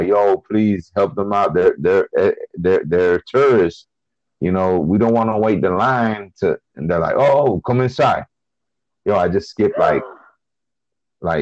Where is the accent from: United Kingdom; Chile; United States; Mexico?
Chile; I'm from Chile